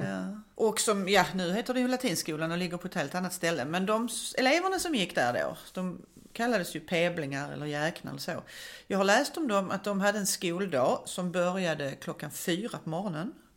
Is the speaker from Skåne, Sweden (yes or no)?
yes; Malmö, Skåne, Sweden; jag växte upp på Söderkulla i Malmö